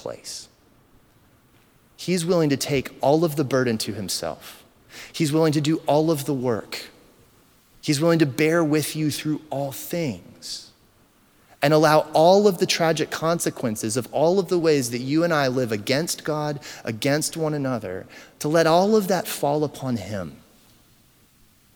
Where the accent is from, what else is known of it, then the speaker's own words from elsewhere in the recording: United States; We are American to the core.